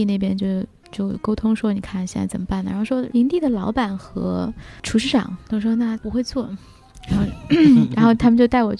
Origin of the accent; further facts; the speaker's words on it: the South, southern China, China; 我是南方人，